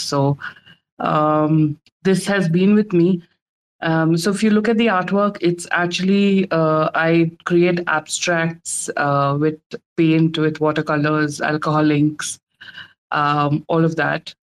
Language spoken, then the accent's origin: English; India; I'm from India